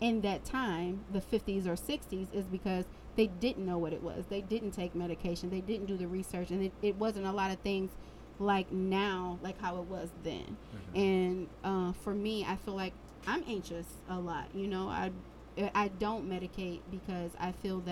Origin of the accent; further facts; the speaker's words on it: Detroit, Michigan, United States; also born or lived in Florida; I'm from Detroit.